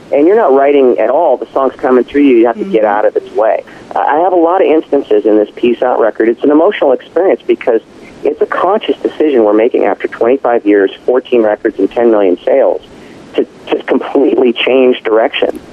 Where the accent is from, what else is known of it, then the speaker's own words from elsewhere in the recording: Southern California, United States; we grew up in Southern California.